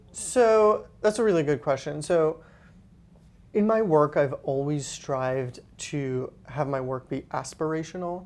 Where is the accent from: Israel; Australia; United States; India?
Israel; moved away as an adult; I'm originally from Israel.